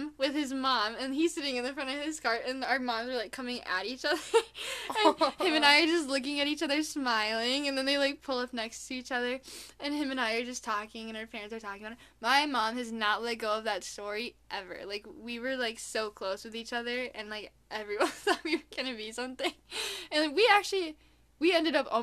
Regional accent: Minnesota, United States; accent: Minnesotian; my Minnesotian accent

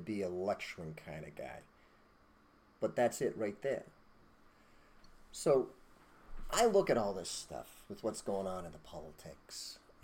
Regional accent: United States; we're American

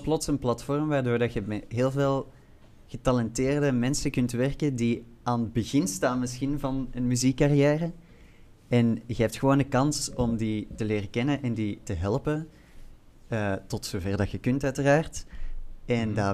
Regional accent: Flanders, Belgium; moved away as an adult; now in Brussels, Belgium; ik ben wel van Vlaanderen

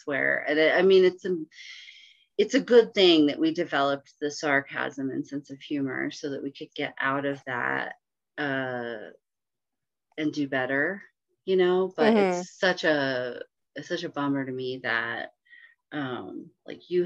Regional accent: Bay Area, Northern California, United States; I grew up in the Bay Area up in Northern California.

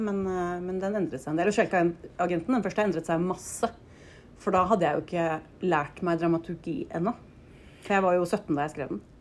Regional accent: Oslo, Norway; jeg vokste opp eh, på Nordstrand i Oslo

